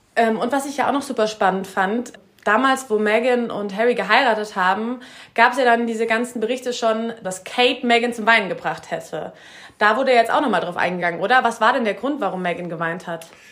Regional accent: Germany; wir als Deutsche

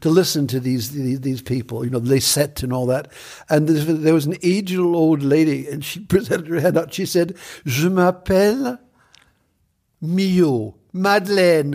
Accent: Buffalo, New York, United States; moved away as an adult; now in Paris, France; I'm from a place upstate New York called Buffalo

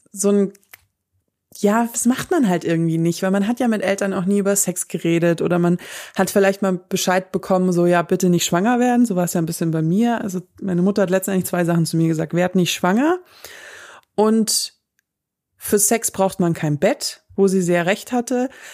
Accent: Southern Germany, Germany; wir wohnen ja im Süden von Deutschland und ich komme auch aus der Gegend

